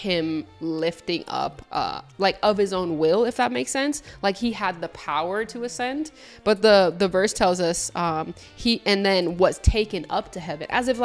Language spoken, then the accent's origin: English; Puerto Rico; I'm from Puerto Rico, and then Puerto Rico is the island of enchantment